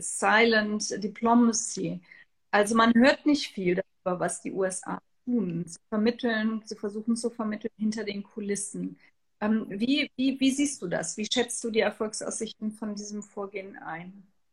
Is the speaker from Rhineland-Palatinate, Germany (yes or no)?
yes; Trier, Rhineland-Palatinate, Germany; in meiner Heimatstadt Trier